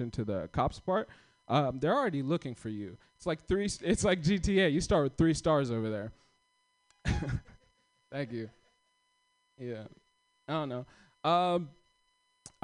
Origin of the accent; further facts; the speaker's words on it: Kenya; now in United States; I'm not from here. I came here in 2014. I came from Kenya